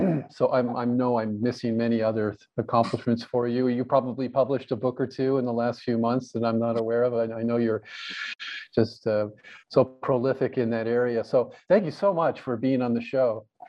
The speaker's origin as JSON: {"language": "English", "country": "United States", "said": "I'm an American"}